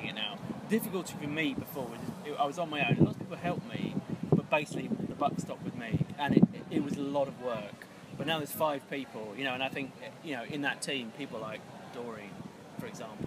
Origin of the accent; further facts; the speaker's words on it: Kent, South East England, United Kingdom; I come from Kent.